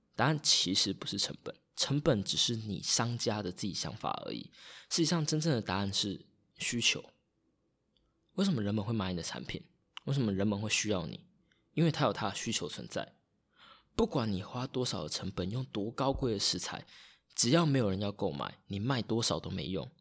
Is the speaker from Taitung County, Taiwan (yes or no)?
yes; Taitung County, Taiwan; also born or lived in Taipei; 我老家是在台东，然后家又是住在大马路旁边，就是如果你要到台东来，从屏东到台东必经之路